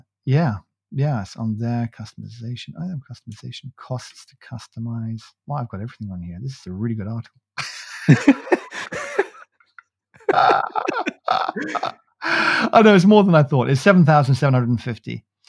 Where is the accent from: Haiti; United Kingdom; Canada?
United Kingdom; I'm from the UK